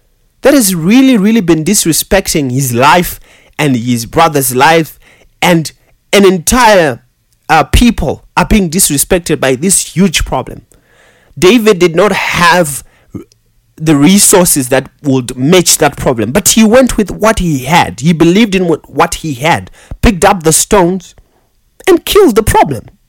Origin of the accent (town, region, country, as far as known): Zimbabwe; English is a second language